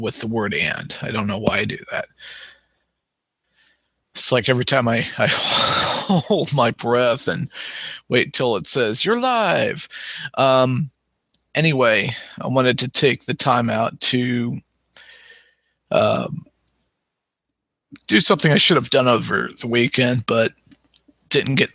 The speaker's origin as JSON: {"language": "English", "region": "Missouri", "country": "United States", "tie": "born or raised there", "also_born_or_lived": "Arizona", "said": "I grew up in Missouri, but I was born in Arizona, Maricopa County, on a military installation that no longer exists."}